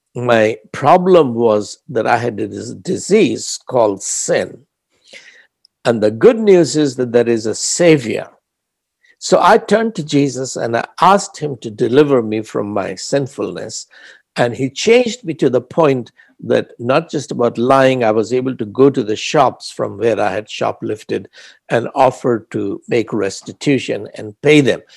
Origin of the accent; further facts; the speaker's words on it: Prayagraj, Uttar Pradesh, India; first language Hindi; English is a second language; I, as an Indian